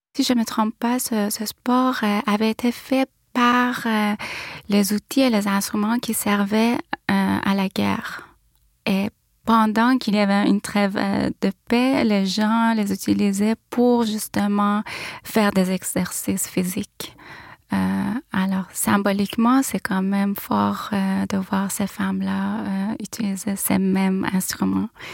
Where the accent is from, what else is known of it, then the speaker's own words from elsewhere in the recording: Tehran, Tehran Province, Iran; moved away as an adult; now in Montreal, Canada; Je suis née à Téhéran, en Iran, en 81 et vis et travaille à Montréal